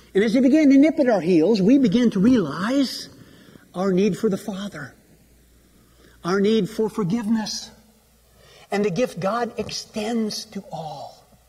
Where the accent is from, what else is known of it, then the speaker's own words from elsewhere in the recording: Iowa, United States; I grew up in Iowa